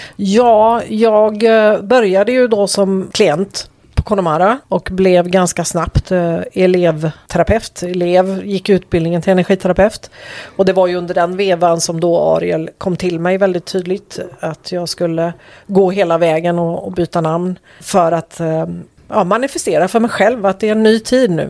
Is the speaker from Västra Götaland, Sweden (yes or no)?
yes; Bohuslän, Västra Götaland, Sweden; moved away as an adult; also born or lived in Skåne; flyttade sen upp till Bohuslän igen där jag kommer ifrån